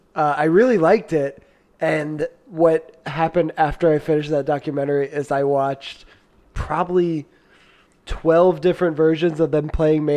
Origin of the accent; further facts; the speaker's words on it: Virginia Beach, Virginia, United States; I grew up in Virginia Beach